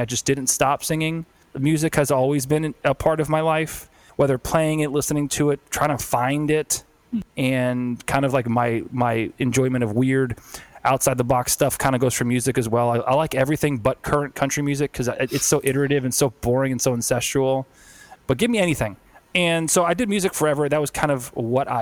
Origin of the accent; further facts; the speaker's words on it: Hialeah, Florida, United States; I was born and raised in South Florida